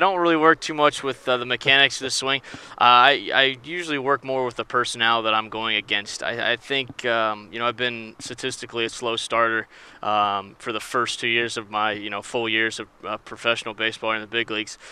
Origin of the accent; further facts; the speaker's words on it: Springfield, Ohio, United States; I grew up in Springfield, Ohio